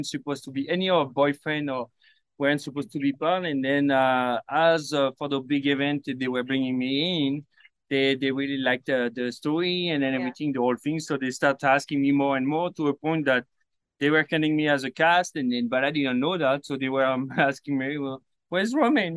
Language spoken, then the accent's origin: English; Paris, Île-de-France, France; moved away; I grew up in Paris.